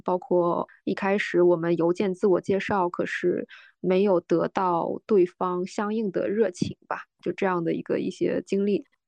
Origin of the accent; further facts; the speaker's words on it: Northeast China, China; 我生长的环境是我在 ，呃，东北一个特别小的城市